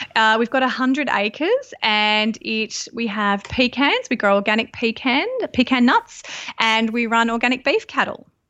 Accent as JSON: {"language": "English", "town": "Sydney", "region": "New South Wales", "country": "Australia", "tie": "born or raised there", "also_born_or_lived": "Byron Bay hinterland", "moved": "as an adult", "lives_now": "Byron Bay, Australia", "said": "I grew up in Sydney, and, uh, I've been living up here in the Byron area for around about twelve years."}